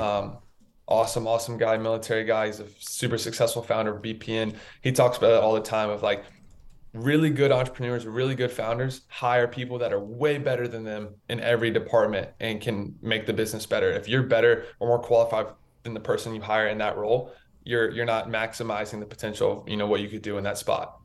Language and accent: English; Raleigh, North Carolina, United States; I'm from Raleigh, North Carolina. I grew up in uh, in North Carolina